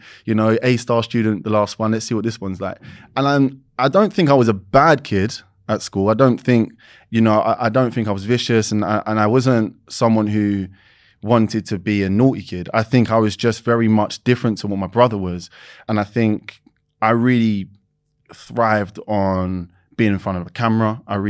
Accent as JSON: {"language": "English", "region": "London", "country": "United Kingdom", "tie": "born or raised there", "said": "East London, born and raised."}